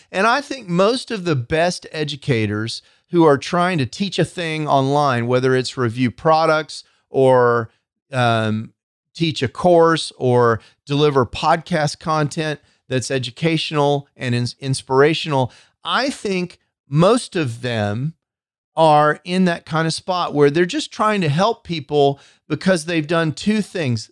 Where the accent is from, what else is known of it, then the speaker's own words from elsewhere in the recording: Texas, United States; I'm from Texas.